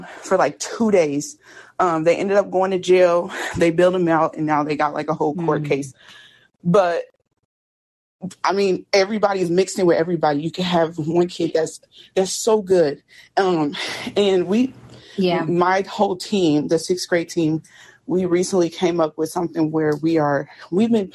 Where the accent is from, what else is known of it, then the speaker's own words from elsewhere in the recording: Indianapolis, Indiana, United States; I'm from Indianapolis. So in Indianapolis, we did have a school